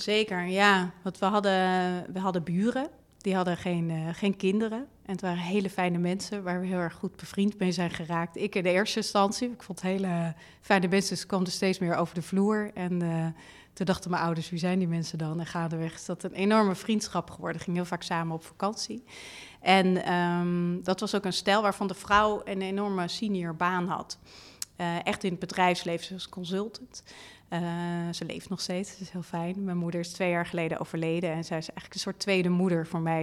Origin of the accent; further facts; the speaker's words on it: Leusden, Utrecht, Netherlands; ik ben opgegroeid in Leusden, vlakbij Amersfoort